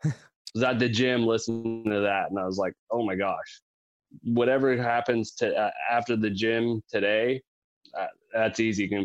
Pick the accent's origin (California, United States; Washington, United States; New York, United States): Washington, United States; Quilcene; also born or lived in Seattle, Washington; So I was born in Seattle. I've lived up here in the Pacific Northwest all my life, and we moved to a super tiny town called Quilcene, Washington